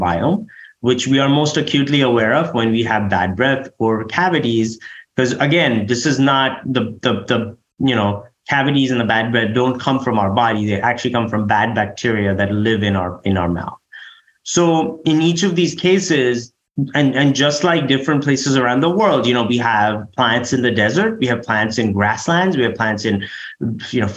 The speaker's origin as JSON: {"language": "English", "country": "India", "moved": "yes", "said": "I'm from India"}